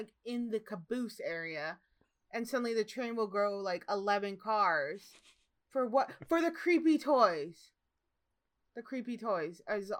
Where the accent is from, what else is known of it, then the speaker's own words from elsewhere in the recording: Midwest, United States; But growing up in the Midwest, I remember seeing ice and it doesn't look like that at all.